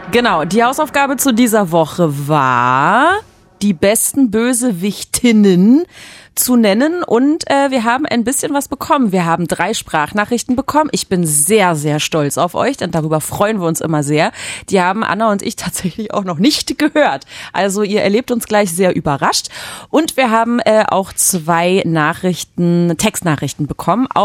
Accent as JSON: {"language": "German", "country": "France", "said": "Da sage ich als Franzose Chapeau."}